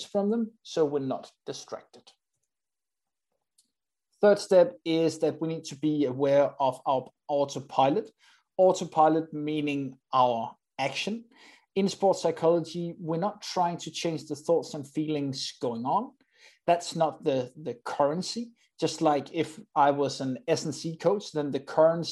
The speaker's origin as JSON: {"language": "English", "country": "Denmark", "said": "I'm from Denmark"}